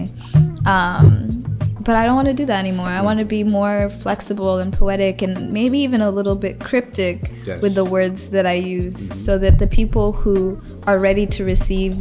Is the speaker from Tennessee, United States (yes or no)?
no; Colorado, United States; moved away; when I was home in Colorado this last time